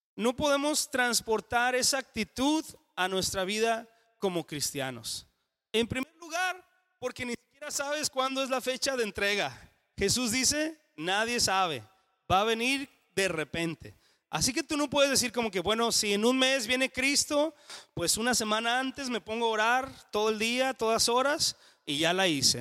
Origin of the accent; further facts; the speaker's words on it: Mexico; en español o en mexicano diríamos